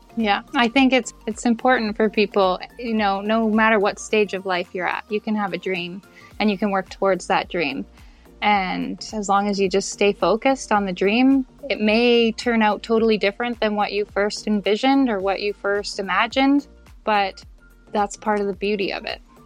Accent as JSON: {"language": "English", "town": "Victoria", "region": "British Columbia", "country": "Canada", "said": "I am from Victoria in Canada."}